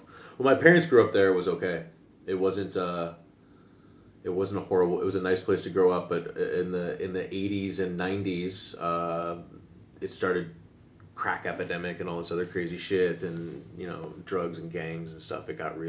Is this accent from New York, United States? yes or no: no; Illinois, United States; now in Amsterdam, Netherlands; Never saw any of that stuff in Illinois, where I come from, like in the suburbs and shit.